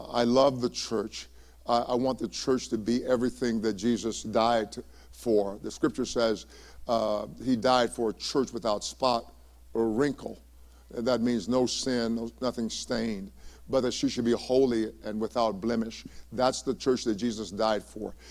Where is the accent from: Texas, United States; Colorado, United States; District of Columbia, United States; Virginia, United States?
Texas, United States; Palestine; moved away; my hometown of Palestine, Texas